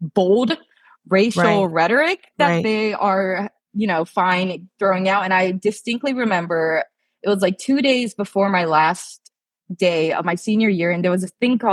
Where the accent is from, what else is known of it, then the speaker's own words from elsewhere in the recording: Ohio, United States; moved away as an adult; also born or lived in Japan; now in Los Angeles, United States; I grew up from like 2 years old to 18. I grew up in Ohio